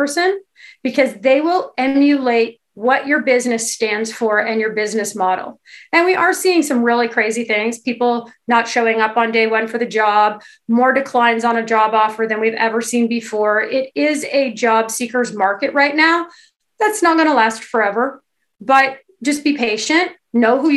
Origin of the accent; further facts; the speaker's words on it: Kingston, Ontario, Canada; I come from a small town. I'm from Kingston, Ontario